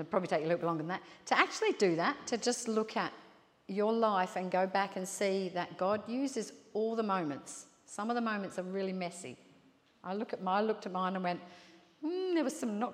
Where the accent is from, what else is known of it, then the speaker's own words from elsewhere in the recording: London, United Kingdom; moved away as an adult; now in Port Macquarie, Australia; I emigrated here from England, right? I grew up in London and I emigrated here